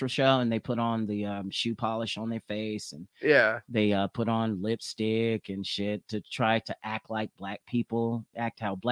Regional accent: Oklahoma, United States; I'm from Oklahoma

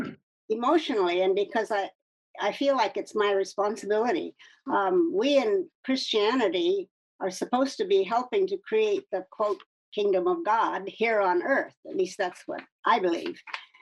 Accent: California, United States; also born or lived in Ningbo, China / Washington State; I was born in Ningpo in East China in 1936. So that makes me 86 years old. Most people think I'm in my 60s or 70s. My father was a medical missionary. And we left China in 1948, and I grew up in California and Washington State.

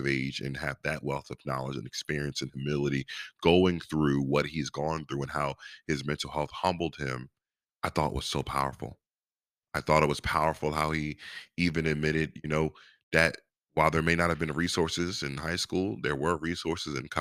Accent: Virginia Beach, Virginia, United States; I'm from Virginia Beach, born and raised, but my dad's from Norfolk

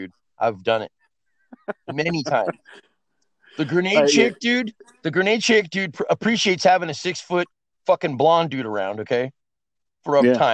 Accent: Oakland, California, United States; also born or lived in Fremont, California; I grew up in East Oakland, right? My mom and dad got separated when I was 3.

